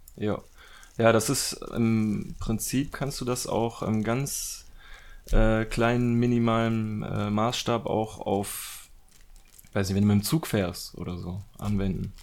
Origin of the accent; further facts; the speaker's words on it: Germany; wir dann so als Deutsche